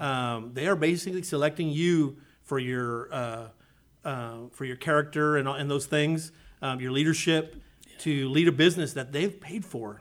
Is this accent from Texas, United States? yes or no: yes; South Texas, United States; moved away as an adult; now in Conroe, United States; I grew up, like I said, I grew up in South Texas